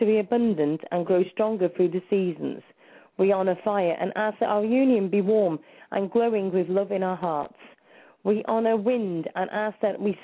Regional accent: Wrexham, Wales, United Kingdom; I'm actually Welsh because I was born in Wrexham

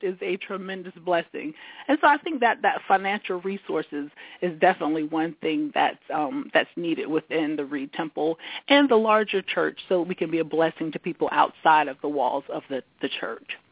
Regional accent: South Carolina, United States; moved away as an adult; also born or lived in Washington, D.C.; now in Washington metropolitan area, United States; I was born and raised in South Carolina. Moved to the yeah. big city of Washington D.C. Um, in the mid 90s, 90s to go to graduate school

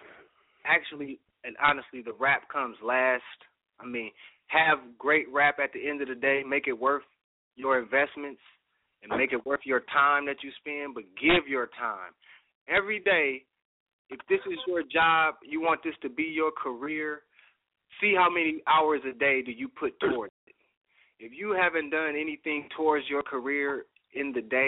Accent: Oakland, California, United States; I'm from Oakland all my life

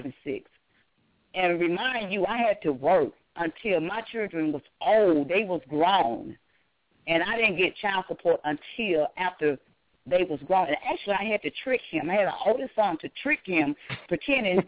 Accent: Arkansas, United States; now in Atlanta, United States; I'm originally from Arkansas, and now I'm here

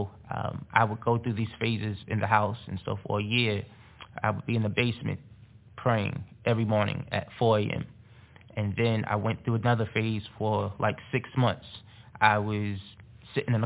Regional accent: North New Jersey, United States; growing up in North New Jersey

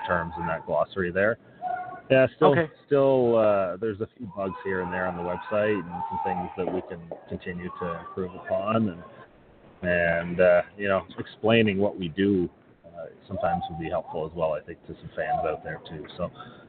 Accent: not far from Toronto, Ontario, Canada; I'm from Ontario, not far from Toronto

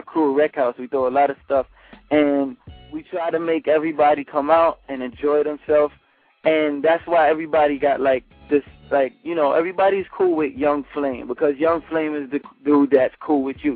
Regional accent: New York City, New York, United States; I grew up on um, White Plains Road. That's like the ah. far north north side

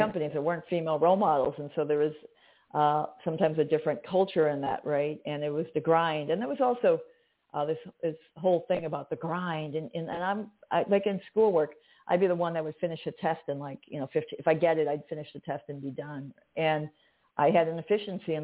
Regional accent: Chicago, Illinois, United States; I'm direct. I'm from Chicago. We say what we mean

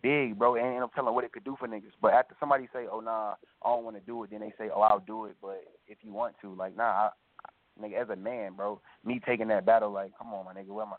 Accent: the South, United States; I'm from the South

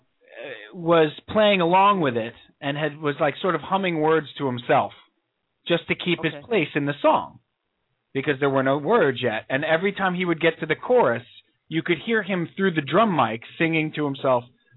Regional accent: Long Island, New York, United States; We grew up on Long Island.

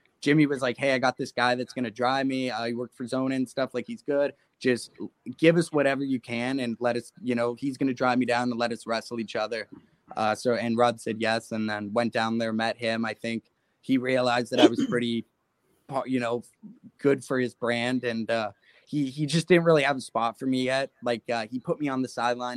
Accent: Mississauga, Ontario, Canada; I'm from Mississauga, just outside of Toronto

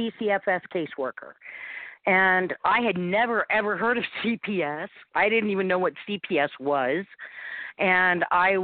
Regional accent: St. Louis, Missouri, United States; moved away as an adult; now in Utah, United States; Well, I came from St. Louis, Missouri, where I had family there to come and live in Utah

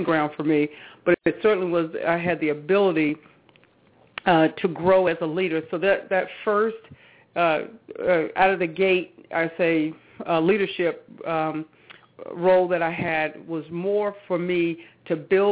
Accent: Charlotte, North Carolina, United States; moved away as an adult; I'm from the Charlotte, North Carolina area. Yeah, in Charlotte. So most of the family still, lives that reside in Charlotte, but that's where I grew up

